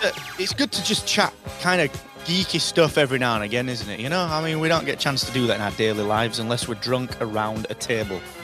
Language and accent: English; England, United Kingdom; we're English